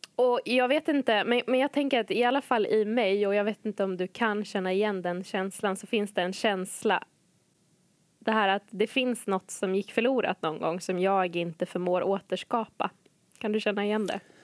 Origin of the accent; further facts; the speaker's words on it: Umeå, Västerbotten County, Sweden; moved away as an adult; AC län, Ålidhems församling, Umeå